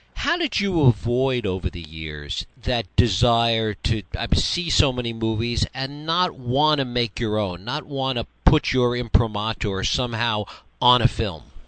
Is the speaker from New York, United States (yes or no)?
yes; New York, United States; someone that grew up in New York